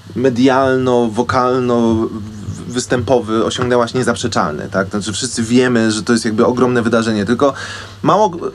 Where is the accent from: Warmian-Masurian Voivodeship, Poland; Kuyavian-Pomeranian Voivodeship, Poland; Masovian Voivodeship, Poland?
Masovian Voivodeship, Poland; Wołomin; ja jestem z Wołomina pod Warszawą